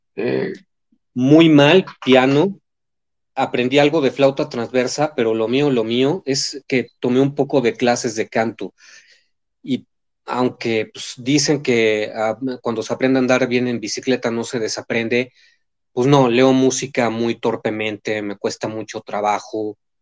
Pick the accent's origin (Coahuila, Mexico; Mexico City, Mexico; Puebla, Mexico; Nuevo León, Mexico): Mexico City, Mexico; de la Ciudad de México, soy chilaquil, soy chilaquil.